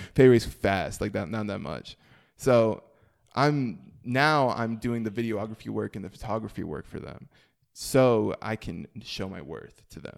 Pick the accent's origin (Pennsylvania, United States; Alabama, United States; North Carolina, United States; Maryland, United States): North Carolina, United States; Mooresville; also born or lived in New York; I grew up in, like, Norman area, uh, Mooresville